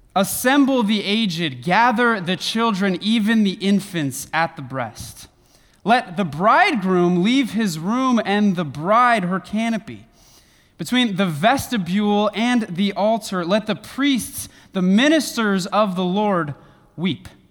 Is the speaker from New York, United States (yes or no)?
no; Northern California, United States; now in Western Michigan, United States; I live in Western Michigan, but was born and raised in Northern California